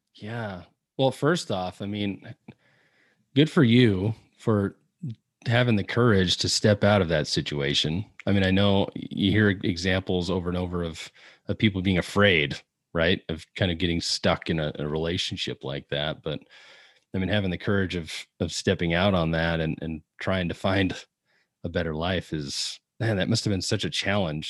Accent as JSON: {"language": "English", "town": "Seattle", "region": "Washington", "country": "United States", "said": "I'm from Seattle"}